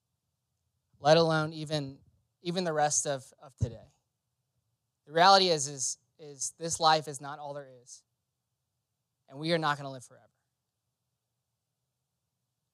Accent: Louisiana, United States; I grew up in Louisiana

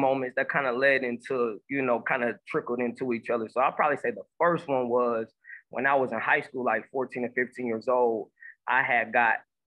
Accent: Omaha, Nebraska, United States; now in Houston, United States; I'm from Omaha, Nebraska. Currently, I'm residing in Houston, Texas

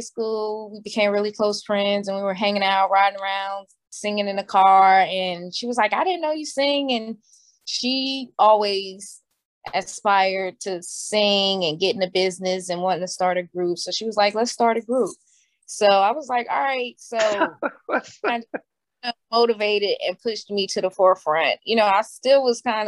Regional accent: Plainfield, New Jersey, United States; also born or lived in New Brunswick, New Jersey; I was born in New Brunswick, New Jersey, raised in Plainfield, New Jersey

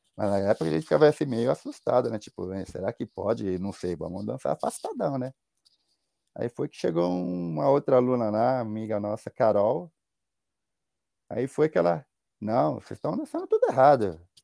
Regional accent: Brazil; moved away

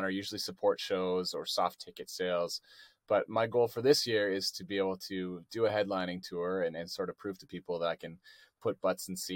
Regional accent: Canada; I think they, they think it's cool that I'm from Canada.

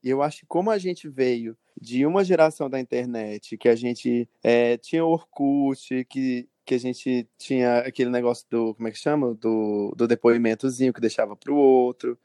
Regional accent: Feijó, Acre, Brazil; now in Rio Branco, Brazil; sou acreano, nascido em Feijoacre, uma cidadezinha do interior, mas hoje moro em Rio Branco, na capital.

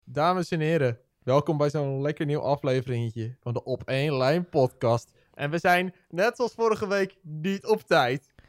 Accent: Netherlands; Wij Nederlanders

